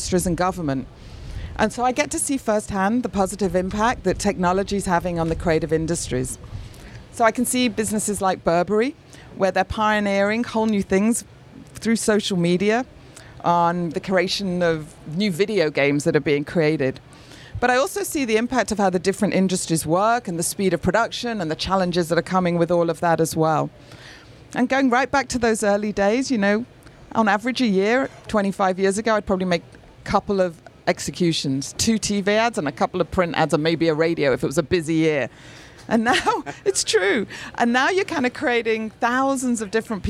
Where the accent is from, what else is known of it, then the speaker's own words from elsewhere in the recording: Manchester, North West England, United Kingdom; Manchester is my hometown